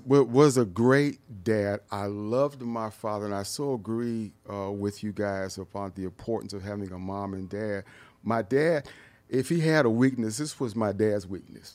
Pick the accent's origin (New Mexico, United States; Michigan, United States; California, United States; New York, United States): Michigan, United States; Detroit; moved away; also born or lived in San Diego; I grew up in Detroit, and Detroit was all black